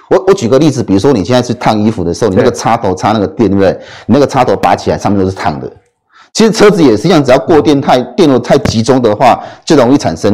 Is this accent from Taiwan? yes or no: yes; Taiwan; 我们台湾人